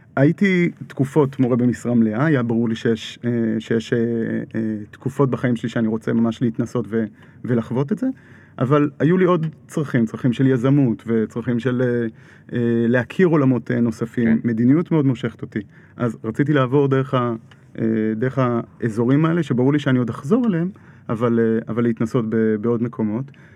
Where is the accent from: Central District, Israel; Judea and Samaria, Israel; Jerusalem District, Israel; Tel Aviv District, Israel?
Judea and Samaria, Israel; Kfar Adumim; אני עוד גדלתי בכפר דומים, יישוב מעורב, חילונים דתיים